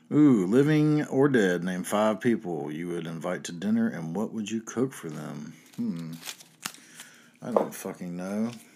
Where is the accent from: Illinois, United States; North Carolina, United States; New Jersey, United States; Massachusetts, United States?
North Carolina, United States; I'm from North Carolina